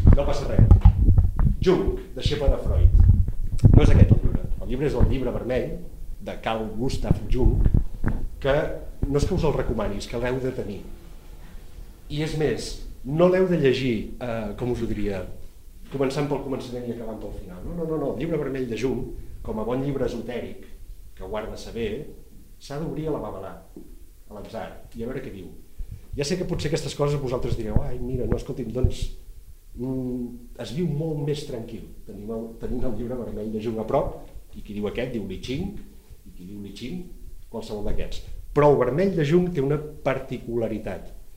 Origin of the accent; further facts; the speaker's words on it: Empordà, Catalonia, Spain; jo com a empordanès